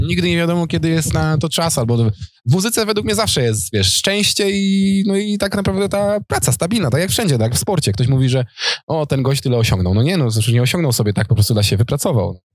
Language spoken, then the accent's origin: Polish; Opoczno, Łódź Voivodeship, Poland; also born or lived in Warsaw; now in Tomaszów Mazowiecki, Poland; sam jestem z Opoczna